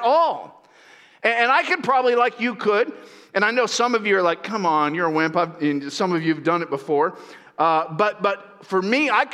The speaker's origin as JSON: {"language": "English", "region": "Central Florida", "country": "United States", "tie": "born or raised there", "moved": "as an adult", "lives_now": "Northern California, United States", "said": "I grew up in Central Florida"}